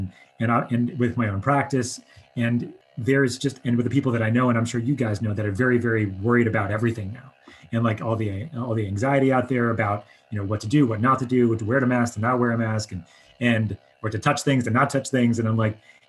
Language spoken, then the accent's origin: English; Long Island, New York, United States; moved away; I grew up on Long Island